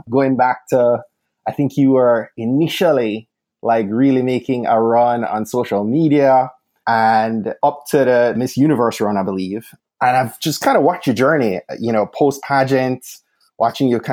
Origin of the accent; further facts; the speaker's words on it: Jamaica; we were both born and raised in Jamaica